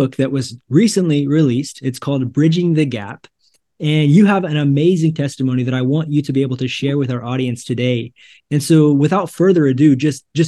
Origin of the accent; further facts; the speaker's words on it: Grant City, Missouri, United States; I grew up in Northwest Missouri in a small town called Grant City, and we had 600 people